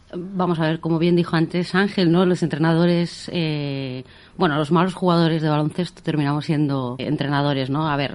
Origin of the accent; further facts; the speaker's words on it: O Carballiño, Galicia, Spain; moved away as an adult; also born or lived in Ourense; now in Menorca, Spain; yo soy de Carballiño